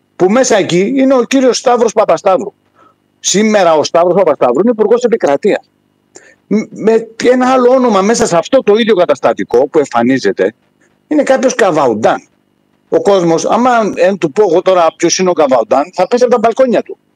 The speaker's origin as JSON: {"language": "Greek", "area": "Rhodes, village of Agios Isidoros", "region": "South Aegean", "country": "Greece", "moved": "as an adult", "lives_now": "Denmark", "said": "η καταγωγή μου είναι από τη Ρόδο, από ένα χωριό, τον Άγιο Ισίδωρο"}